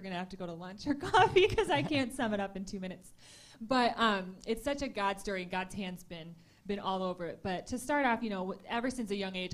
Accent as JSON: {"language": "English", "region": "Michigan", "country": "United States", "tie": "born or raised there", "also_born_or_lived": "Tulsa, Oklahoma", "moved": "as an adult", "said": "I grew up here in Michigan, and then I moved away when I was 18 to Tulsa, Oklahoma to go to school"}